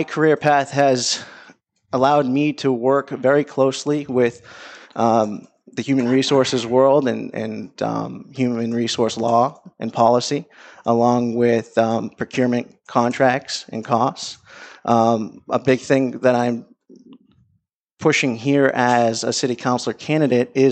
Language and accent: English; Methuen, Massachusetts, United States; I grew up in Methuen for the last 20 years.